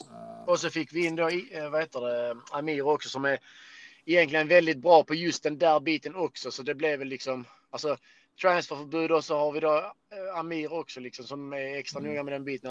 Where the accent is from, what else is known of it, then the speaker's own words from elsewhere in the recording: Skåne, Sweden; vi skåningar